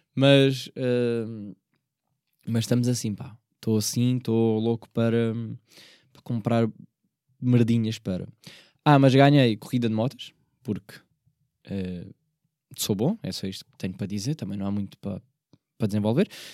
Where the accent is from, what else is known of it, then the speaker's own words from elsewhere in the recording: Portugal; embora eu seja da margem sul, eu não sou de Setúbal